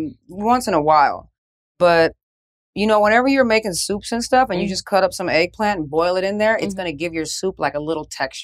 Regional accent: United States; moved away as an adult; also born or lived in France

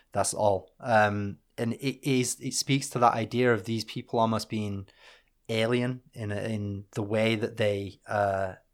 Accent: Northern England, United Kingdom; being British and Northern

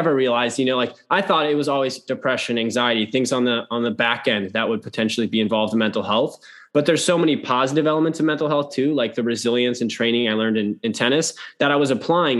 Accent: Minneapolis, Minnesota, United States; also born or lived in London; I'm from Minnesota, Minneapolis area

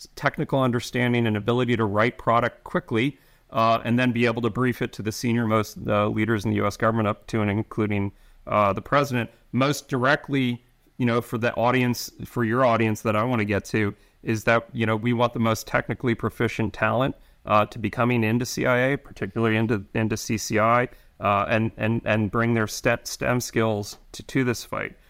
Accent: New York, United States; I'm from New York

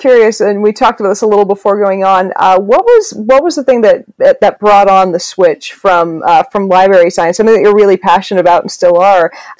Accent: Newburyport, Massachusetts, United States; also born or lived in Woburn, Massachusetts / Gloucester, Massachusetts / Boston, Massachusetts; I'm from Massachusetts too.

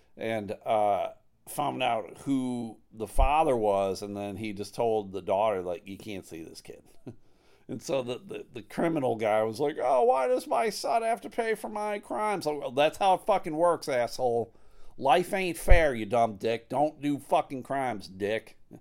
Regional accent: Clarence, New York, United States; moved away; also born or lived in Buffalo, New York / Massachusetts; I grew up right outside of Buffalo in Clarence, New York

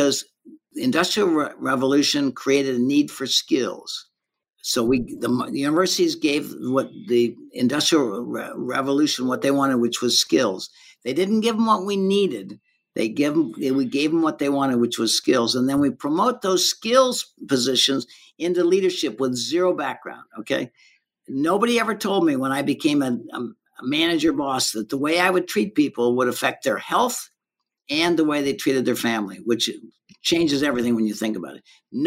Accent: Ferguson, Missouri, United States; moved away as an adult; now in Colorado, United States; I was raised in Ferguson and St. Louis County

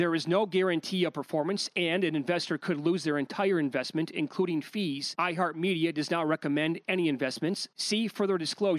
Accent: Midwest, United States; I grew up in the Midwest.

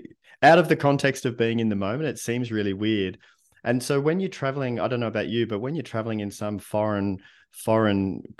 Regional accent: Melbourne, Victoria, Australia; it's only weird for me because I grew up in Melbourne, Australia, right?

